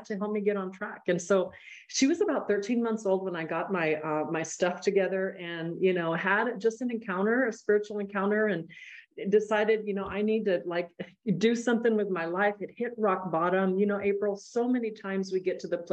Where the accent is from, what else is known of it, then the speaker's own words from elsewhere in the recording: El Paso, Texas, United States; now in Austin, United States; I'm a border town gal. I grew up in El Paso, Texas